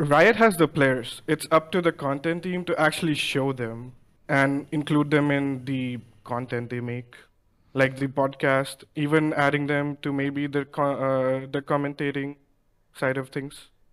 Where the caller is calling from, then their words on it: New Delhi, Delhi, India; I'm calling from New Delhi, uh, in India